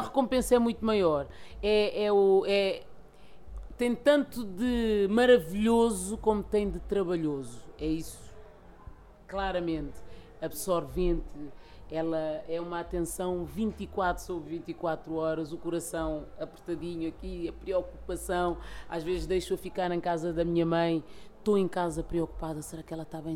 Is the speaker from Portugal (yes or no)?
yes; Lisbon, Portugal; eu nasci e cresci cá em Lisboa, num bairro social